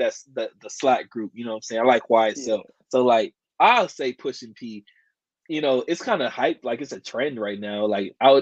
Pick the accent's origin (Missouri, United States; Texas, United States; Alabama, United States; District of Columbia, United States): Missouri, United States; Kansas City; I'm from Kansas City